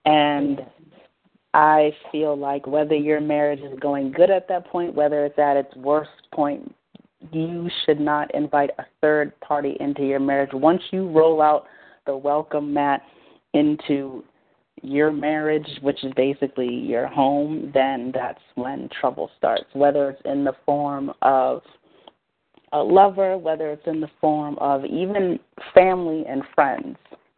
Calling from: Boston, Massachusetts, United States; I'm calling from Boston, Massachusetts.

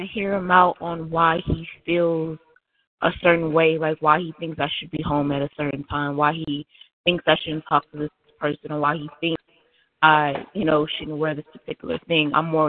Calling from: Michigan, United States; I'm calling from Michigan.

